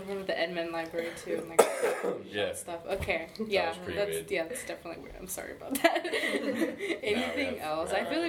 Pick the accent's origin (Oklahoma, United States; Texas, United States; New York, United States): Oklahoma, United States; Tulsa; I'm from Tulsa